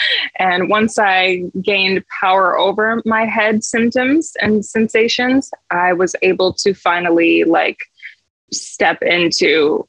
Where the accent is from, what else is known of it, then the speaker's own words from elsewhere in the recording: Michigan, United States; moved away; So I moved from Michigan to California, and I feel like that just really shifted really everything for me.